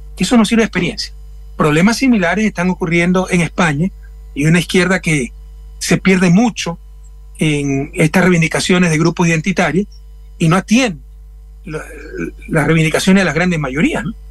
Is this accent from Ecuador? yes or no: yes; Guayaquil, Guayas, Ecuador; moved away; Mi ciudad natal, Guayaquil, está entre las 24 más violentas del mundo